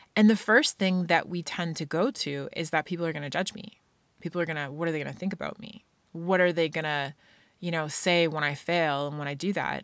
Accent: Scotland, United Kingdom; being a kid growing up in Scotland

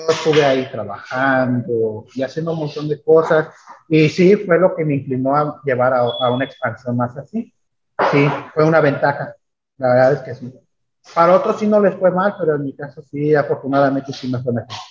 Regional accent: Mexico; los mexicanos también armamos

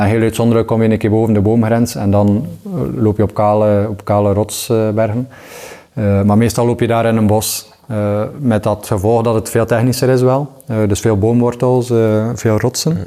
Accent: Waregem, Flanders, Belgium; ik ben opgegroeid in Waregem

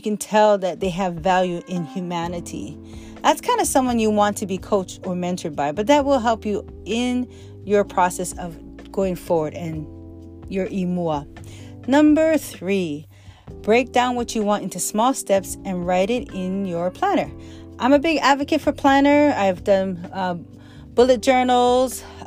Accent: Hawaii, United States; As a child growing up in Hawaii

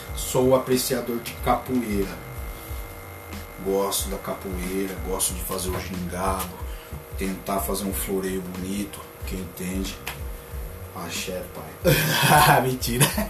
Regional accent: Limeira, São Paulo, Brazil; Sou daqui, eu sou lá de Limeira, trabalho na Semapa, eu falo, sou de Limeira

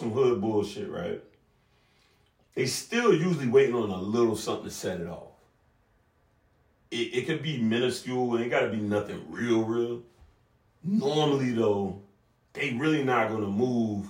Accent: Savannah, Georgia, United States; I grew up on the south side of Savannah, so Southside Savannah

